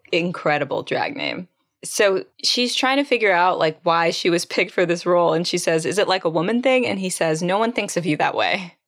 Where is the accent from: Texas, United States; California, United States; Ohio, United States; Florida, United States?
Texas, United States; San Antonio; I'm from San Antonio